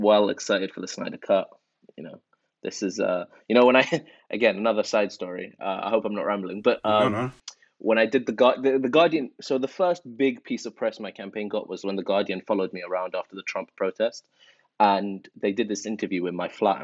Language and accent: English; London, United Kingdom; English is a second language; also born or lived in Iran; I went to primary school in Northwest London, and then secondary school and college in Northwest London as well. You know, I grew up in a council estate with a single mum